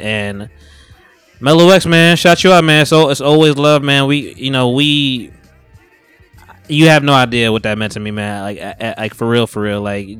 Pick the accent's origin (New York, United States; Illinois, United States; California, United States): New York, United States; Harlem; born there; If y'all don't know, I was born in Harlem. You know, I don't know shit about Harlem, but you know, I rep it.